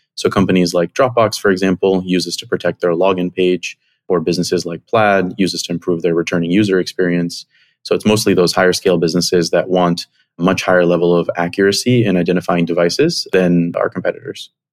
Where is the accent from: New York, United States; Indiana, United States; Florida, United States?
Florida, United States; Miami; moved away as an adult; also born or lived in Chicago; I grew up in Miami, came to Chicago for college